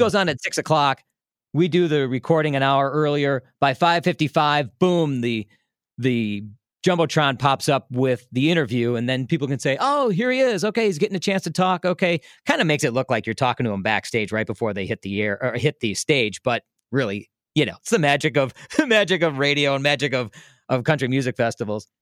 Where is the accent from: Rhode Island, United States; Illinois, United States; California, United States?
Illinois, United States; Des Plaines; now in Milwaukee, United States; I grew up in Des Plaines